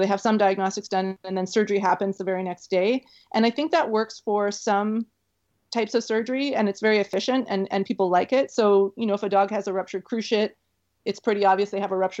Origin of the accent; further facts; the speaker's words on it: Canada; also born or lived in Florida; I think I'm too Canadian to live in Florida